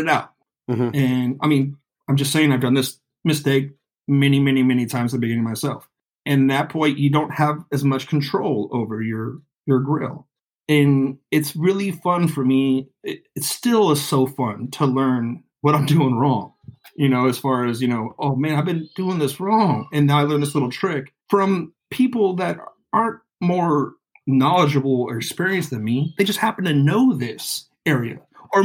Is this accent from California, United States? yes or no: yes; the Bay Area, California, United States; growing up in the Bay